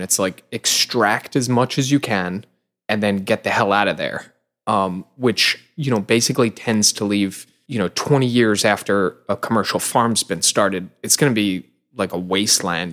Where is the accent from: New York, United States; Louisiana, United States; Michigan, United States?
New York, United States; Long Island; I grew up in Long Island